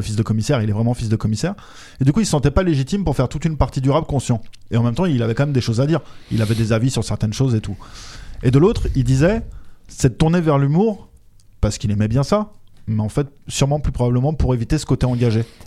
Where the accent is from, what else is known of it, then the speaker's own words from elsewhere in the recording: France; also born or lived in Belgium; je suis français